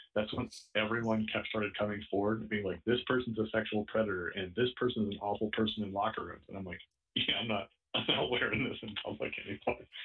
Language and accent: English; Omaha, Nebraska, United States; now in San Diego, United States